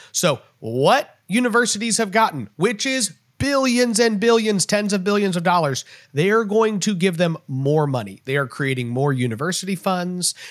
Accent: Texas, United States; as a Texan

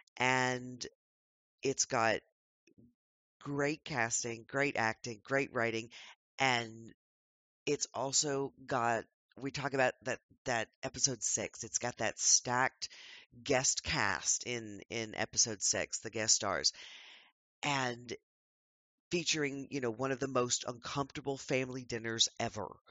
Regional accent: United States

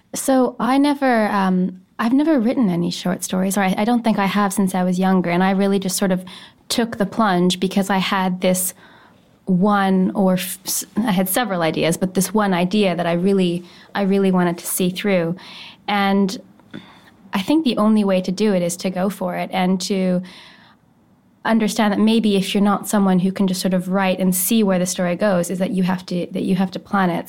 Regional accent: Saskatoon, Saskatchewan, Canada; I'm from Saskatoon

